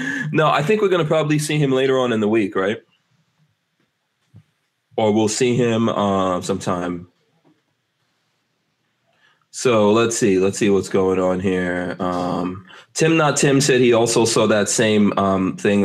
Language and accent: English; New York, United States; now in Gainesville, United States; I'm a New Yorker